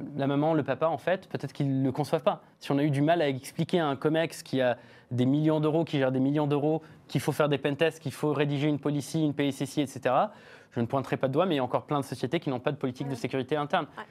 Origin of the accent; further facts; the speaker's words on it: France; chez nous en France